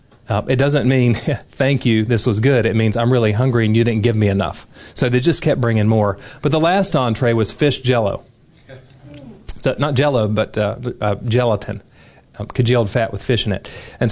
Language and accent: English; Deep South, United States; I grew up in the Deep South and stayed there and had never left the country.